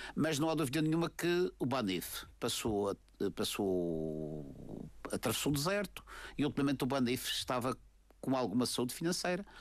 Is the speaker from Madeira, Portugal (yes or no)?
yes; Madeira, Portugal; Nós madeirenses somos portugueses de pleno direito